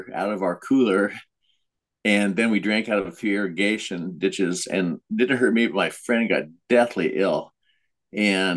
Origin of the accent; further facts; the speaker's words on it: Thornton, Colorado, United States; now in Washington, United States; I grew up in a little suburb of Denver, north